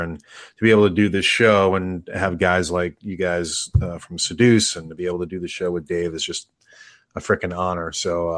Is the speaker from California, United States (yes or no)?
no; New York, United States; moved away; I'm originally from New York